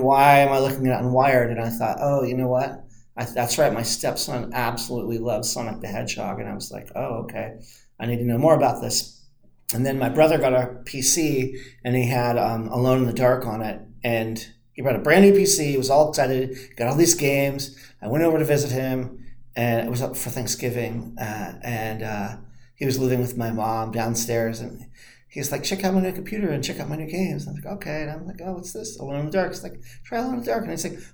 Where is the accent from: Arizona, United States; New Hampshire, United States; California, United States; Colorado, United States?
California, United States; Santa Monica; I grew up in Santa Monica